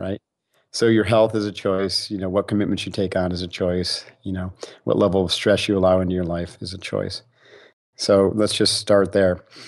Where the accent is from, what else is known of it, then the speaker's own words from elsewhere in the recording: Utica, New York, United States; moved away; I grew up back east in upstate New York